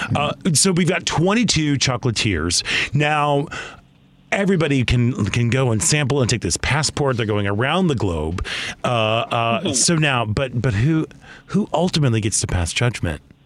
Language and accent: English; Chicago, Illinois, United States; as a Chicagoan